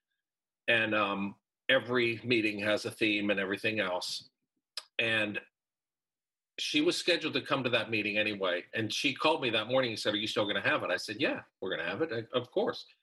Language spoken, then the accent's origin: English; Pittsburgh, Pennsylvania, United States; I'm from Pittsburgh